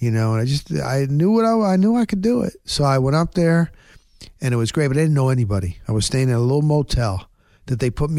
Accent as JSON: {"language": "English", "region": "New Jersey", "country": "United States", "tie": "born or raised there", "said": "I grew up in New Jersey"}